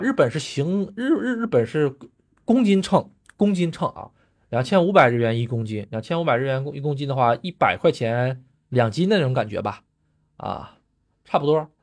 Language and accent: Chinese; China; now in Japan; 我还是中国人嘛，毕竟我是中国人嘛